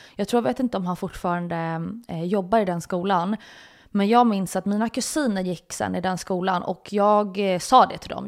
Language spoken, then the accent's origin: Swedish; Stockholm, Stockholm County, Sweden; jag är uppväxt i, i en, en närförort som heter Hägersten